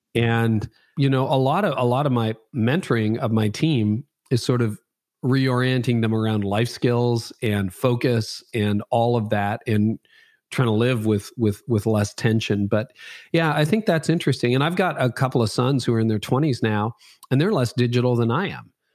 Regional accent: Canada; I'm Canadian.

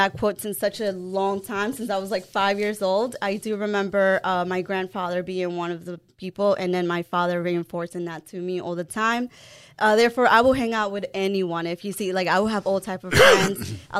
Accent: El Salvador; English is a second language; moved away; also born or lived in Los Angeles, United States / Hempstead, New York, United States / Uniondale, New York, United States; So I was actually born in California, in L.A., but I was raised in El Salvador

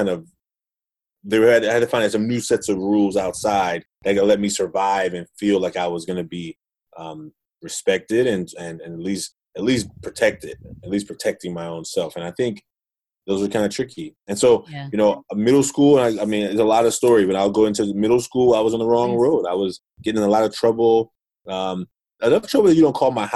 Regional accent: Oakland, California, United States; I grew up in Oakland, California

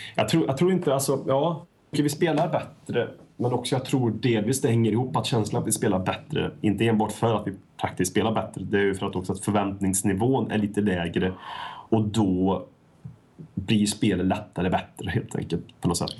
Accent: Värmland, Sweden; Folk från eh, bruket där jag kommer ifrån

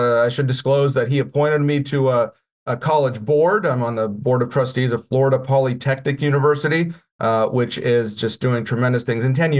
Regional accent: Russia; moved away; also born or lived in Canada; Although I did not stream across the southern border. I enjoyed immigrating so much from Russia

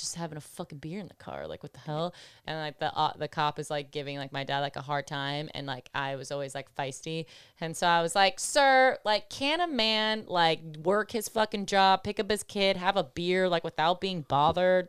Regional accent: Buffalo, New York, United States; I'm from Buffalo

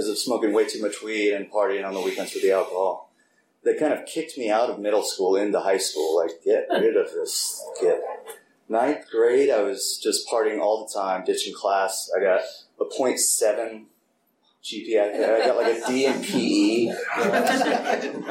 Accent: Piedmont, California, United States; I was born and raised in Oakland, more specifically Piedmont

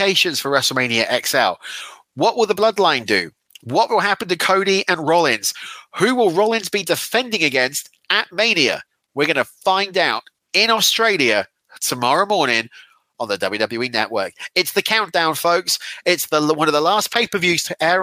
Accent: Weymouth, South West England, United Kingdom; my hometown of Weymouth

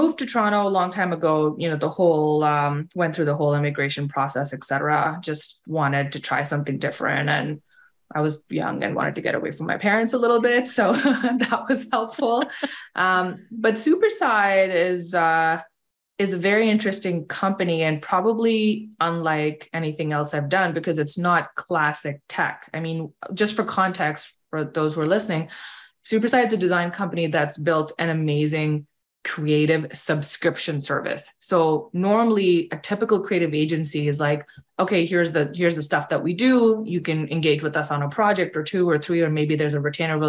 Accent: India; moved away; And I've actually lived here for almost 20 years, but I grew up in India. And my dad was in the military, so we moved around a lot. Like, I never really had roots anywhere.

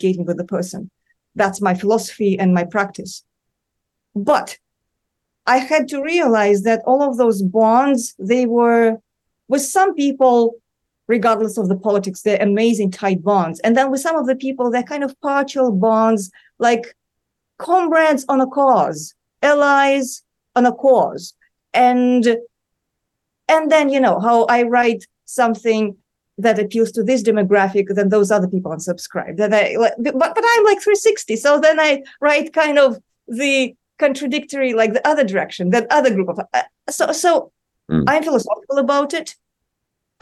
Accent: Moscow, Russia; now in New York City, United States; I grew up in Moscow

